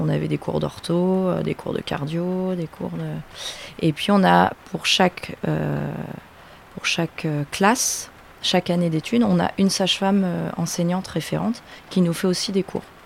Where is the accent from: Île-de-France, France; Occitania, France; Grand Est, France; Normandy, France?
Normandy, France; Le Vaudreuil; also born or lived in Rouen / Lille; je viens du Vaudreuil, donc primaire au Vaudreuil et après je suis allée euh, au lycée à Val d'Oreuil.